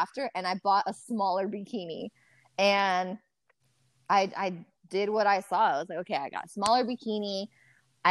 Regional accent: Reno, Nevada, United States; moved away as an adult; now in Las Vegas, United States; I'm from Reno, Nevada

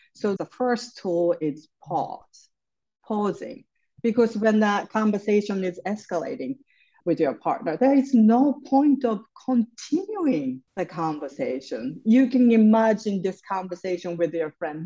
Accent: Japan; moved away as an adult; now in New York City, United States; I grew up in Japan. I live in New York City. I came here for college and ended up staying here.

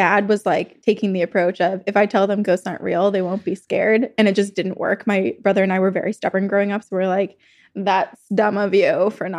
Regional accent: Vermont, United States; my home state of Vermont?

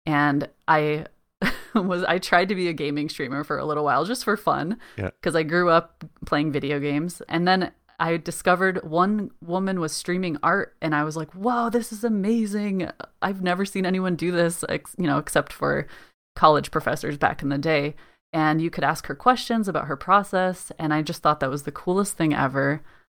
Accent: Colorado, United States; now in United Kingdom; I mentioned before that I came from Colorado, which is landlocked. You know, we have the mountains and everything, but it's very dry, arid climate.

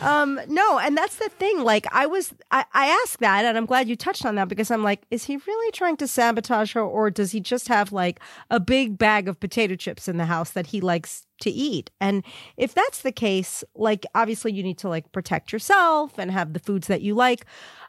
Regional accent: New York, United States; also born or lived in Brooklyn; now in Los Angeles, United States; Like, I'm a Brooklyn girl, and I was born in Brooklyn, raised on Long Island. I left New York. I try really hard not to speak like a New Yorker

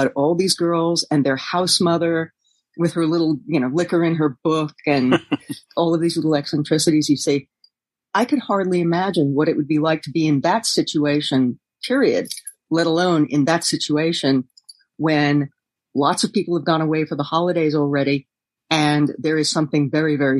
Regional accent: New York City, New York, United States; I was born and raised in New York City

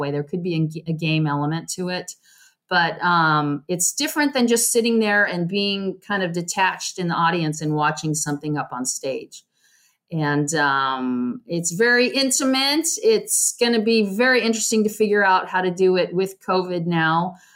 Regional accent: California, United States; also born or lived in Arizona

